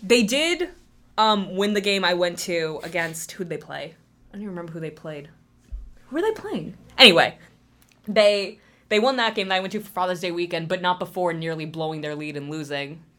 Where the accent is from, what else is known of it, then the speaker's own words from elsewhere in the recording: New Jersey, United States; moved away as an adult; now in Massachusetts, United States; I grew up in New Jersey. I lived there till I was eighteen and then moved up here.